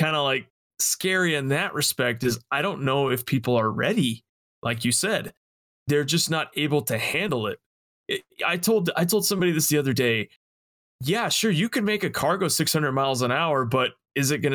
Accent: Las Vegas, Nevada, United States; I'm from Las Vegas

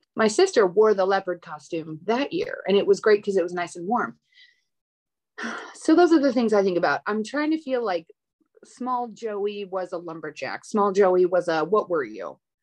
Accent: Minneapolis, Minnesota, United States; I grew up in Minneapolis

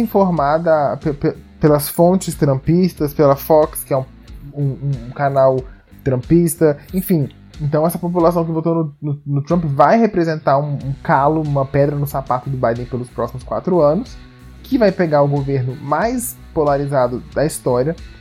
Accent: Brazil; como brasileiros

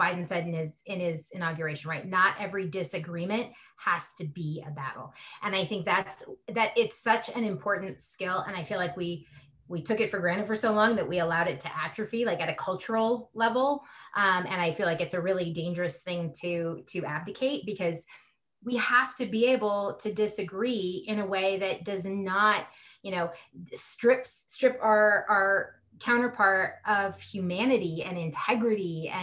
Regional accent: California, United States; now in Colorado, United States; I'm an atheist from California, living in Colorado.

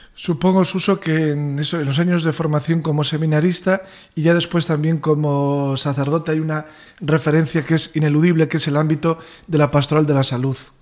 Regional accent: Salceda de Caselas, Galicia, Spain; paisano, porque ambos somos de Salceda

